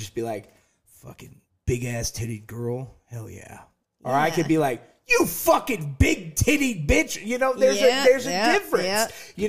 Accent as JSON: {"language": "English", "region": "Alabama", "country": "United States", "said": "Like, I just have to go right back into my old accent that I've had to clear out from Alabama."}